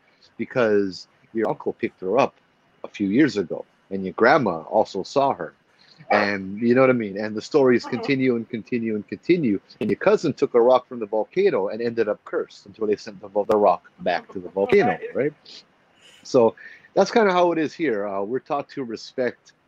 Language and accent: English; Hawaii, United States; I'm native Hawaiian, born and raised